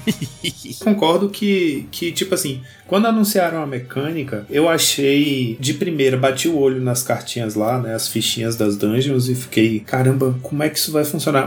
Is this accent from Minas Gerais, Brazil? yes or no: no; Vitória da Conquista, Bahia, Brazil; aqui em Vitória da Conquista, onde eu cresci